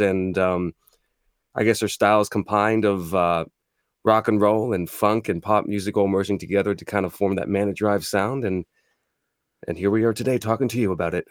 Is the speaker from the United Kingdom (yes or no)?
no; Toronto, Ontario, Canada; we were born and raised in Toronto, so that's, that's home ground for us.